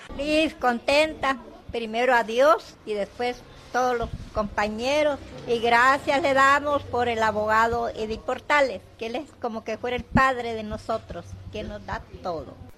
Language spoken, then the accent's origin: Spanish; Cañuelas, Buenos Aires Province, Argentina; yo como soy de Cañuelas